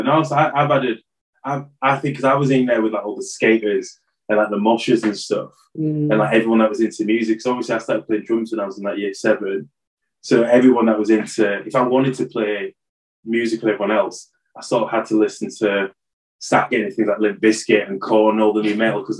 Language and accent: English; Hull, Yorkshire and the Humber, United Kingdom; Now, growing up in Hull, when we started hanging out in town more, all the black kids that I did know that was my age